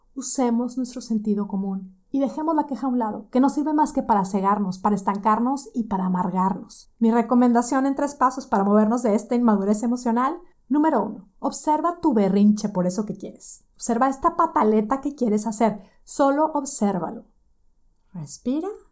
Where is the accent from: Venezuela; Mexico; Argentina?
Mexico; Monterrey, Nuevo León; moved away as an adult; now in Boston, United States; Yo soy de Monterrey, tengo ya casi 12 años de no vivir en Monterrey